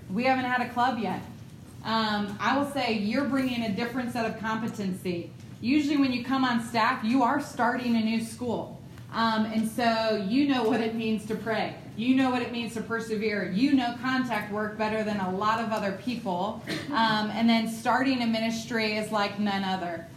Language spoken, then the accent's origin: English; Ohio, United States; moved away; I'm from Ohio. I don't do like the southern pleasantries of Bless Your Heart.